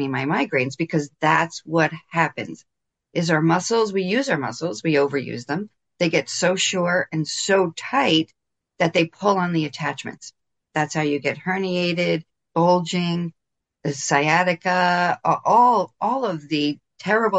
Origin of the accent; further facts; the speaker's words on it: New Jersey, United States; I'm born and raised in New Jersey, 20 minutes outside of New York City